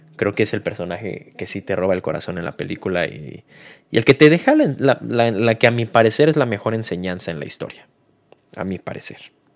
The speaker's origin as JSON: {"language": "Spanish", "country": "Mexico", "said": "como mexicano"}